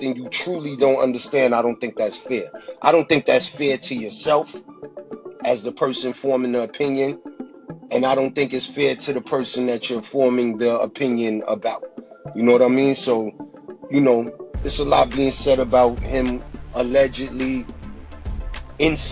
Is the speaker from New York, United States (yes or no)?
yes; Brooklyn, New York, United States; I'm from Brooklyn